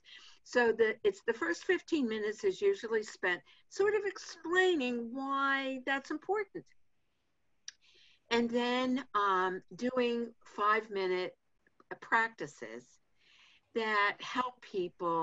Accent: Pittsburgh, Pennsylvania, United States; I grew up in Pittsburgh

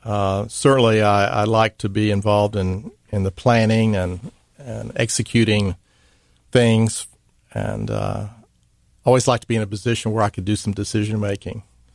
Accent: Dallas, Texas, United States; moved away as an adult; also born or lived in Mississippi; Well, I'm from Dallas, Texas. It's where I grew up.

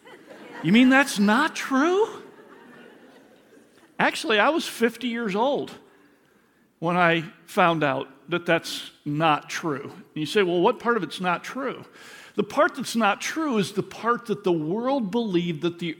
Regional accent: Michigan, United States; I grew up in Michigan, in elementary school

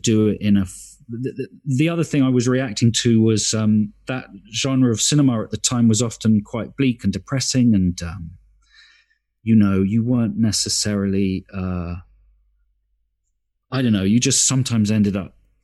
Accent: London, United Kingdom; I grew up in Stockwell, and you know, I've lived here since December the 20th, 1968.

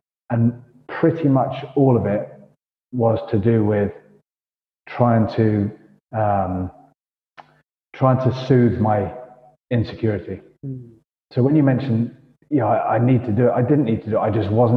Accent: United Kingdom; moved away as an adult; also born or lived in Toulon, France; being British

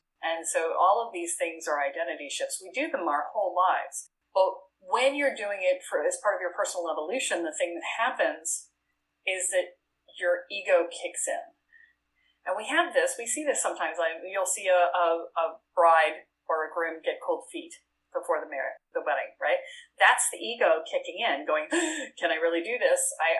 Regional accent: Boston, Massachusetts, United States; now in Richmond, United States; I moved from Boston to Richmond, Virginia, and you want to talk an identity shift, right? It's like I went from being a Yankee to being a Southerner, right?

